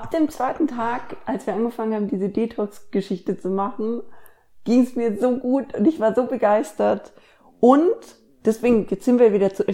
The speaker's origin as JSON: {"language": "German", "region": "Bavaria", "country": "Germany", "moved": "as an adult", "lives_now": "Ruhr area, Germany", "said": "Also ich bin ja studieren gegangen äh, ans andere Ende von Deutschland, quasi ich bin von Bayern ins Ruhrgebiet gezogen"}